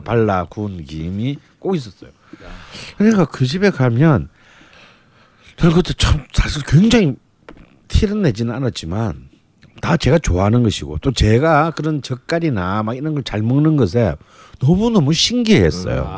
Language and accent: Korean; Busan, South Korea; moved away as an adult; now in Seoul, South Korea; 어릴 때 부산에서 자랐기 때문에